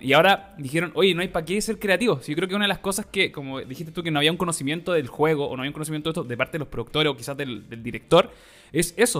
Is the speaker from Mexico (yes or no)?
no; Chile; nosotros como latinos, ¿cachai? Chileno